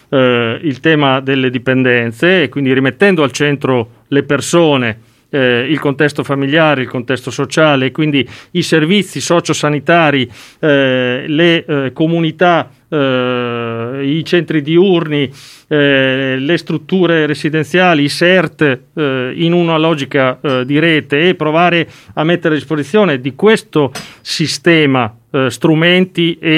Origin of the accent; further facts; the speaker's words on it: Modena, Emilia-Romagna, Italy; Giovanardi, visto che parlo da modenese.